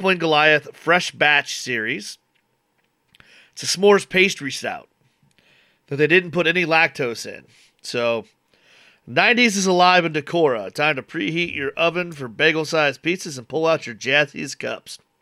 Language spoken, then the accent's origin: English; Nebraska, United States; we're from Nebraska